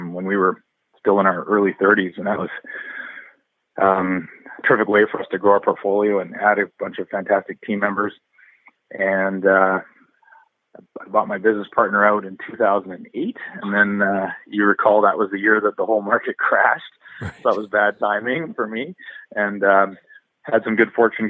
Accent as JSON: {"language": "English", "town": "Vancouver", "region": "British Columbia", "country": "Canada", "tie": "born or raised there", "said": "I grew up in Vancouver and went to UBC and met my wife there, and have always lived and worked here in Vancouver"}